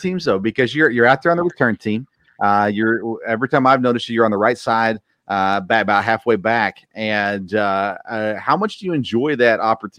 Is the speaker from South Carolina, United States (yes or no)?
no; Murfreesboro, Tennessee, United States; I grew up in Murfreesboro, just south of Smyrna.